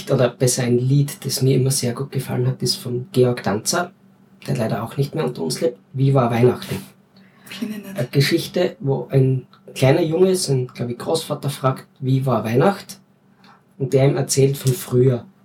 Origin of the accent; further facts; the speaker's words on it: Styria, Austria; Wir sind ja keine Wiener, wir sind Steirer. Zum Glück.